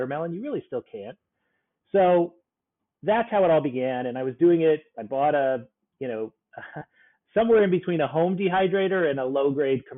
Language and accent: English; South Florida, United States; now in New York, United States; I grew up in South Florida and it was like a paradise of tropical fruits